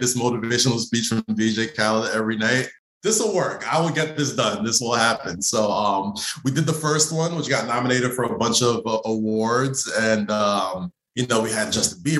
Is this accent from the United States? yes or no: no; Nigeria; we're both Nigerian